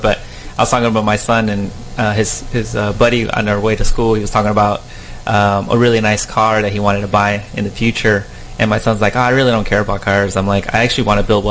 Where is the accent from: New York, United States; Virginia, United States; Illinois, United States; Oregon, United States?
Illinois, United States; Chicago; moved away; growing up in Chicago